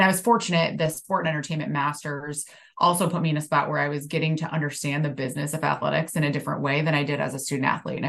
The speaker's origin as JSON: {"language": "English", "region": "Midwest", "country": "United States", "said": "I'm definitely a Midwesterner. I think you grow up in the Midwest and you have this like hardworking mentality and nothing's kind of given to you."}